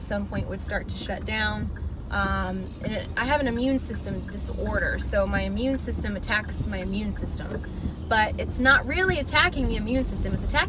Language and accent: English; Indiana, United States; I am from Indiana.